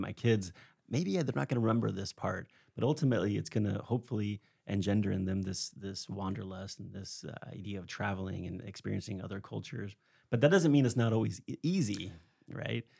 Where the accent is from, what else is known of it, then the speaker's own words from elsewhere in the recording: Spain; I grew up in Spain